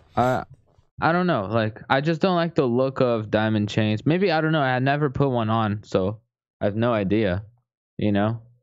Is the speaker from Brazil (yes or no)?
yes; Brazil; I'm from Brazil